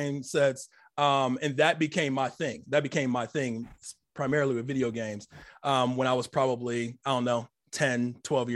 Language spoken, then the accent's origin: English; Akron, Ohio, United States; also born or lived in Columbus, Ohio; born in Akron, Ohio. I've been living in Columbus, you know, since like my early teenage years.